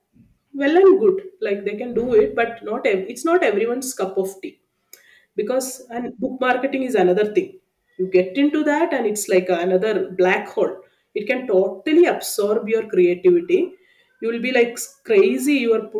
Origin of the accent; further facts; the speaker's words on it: Sultan Bathery, Kerala, India; first language Malayalam; English is a second language; moved away; I'm a person who born and brought up in Kerala